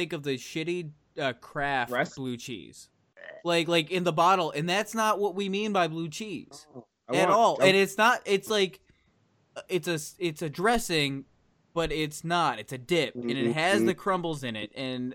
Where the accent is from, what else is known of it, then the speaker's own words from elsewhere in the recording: Buffalo, New York, United States; moved away; I'm from Buffalo